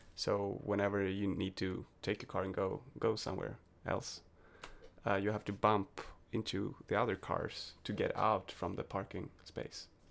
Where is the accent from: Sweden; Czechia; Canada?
Sweden; English is a second language; I'm from Sweden